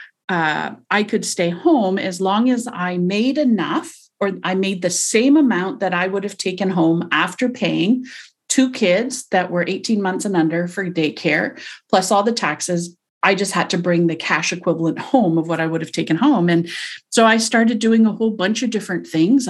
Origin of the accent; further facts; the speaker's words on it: Montreal, Quebec, Canada; also born or lived in New Zealand; now in Toronto, Canada; I'm from Toronto. I was raised in Montreal, lived overseas in New Zealand for several years, came back to Toronto and have never left since.